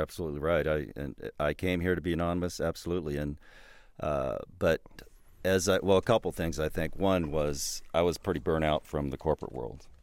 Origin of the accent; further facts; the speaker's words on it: Southern California, United States; moved away as an adult; also born or lived in Bay Area, California; now in Absarokee, United States; I grew up in Southern California when it was once rural back in the 60s and 70s